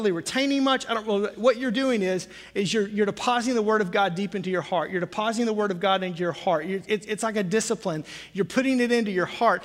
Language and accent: English; the South, United States; Growing up in the South, big front porches and rocking chairs and sweet tea